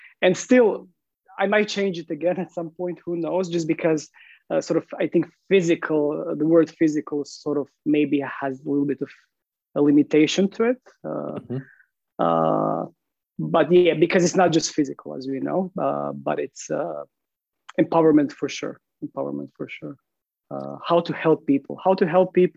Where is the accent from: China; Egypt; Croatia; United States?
Croatia; English is a second language; moved away as an adult; now in London, United Kingdom; So yeah, I'm originally from Croatia. I moved to UK to London, more specifically, I think now almost 7 years